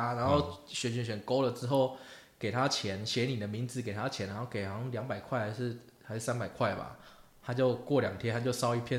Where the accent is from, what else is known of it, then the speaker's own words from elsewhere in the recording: Taiwan; 不可讳言的，当时身为台湾人，就算家里的 FC 上面都是四百合一那种盗版卡带